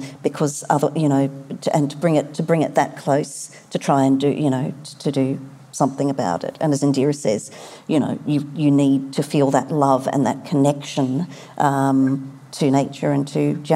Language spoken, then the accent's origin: English; Sydney, New South Wales, Australia; my hometown, about Sydney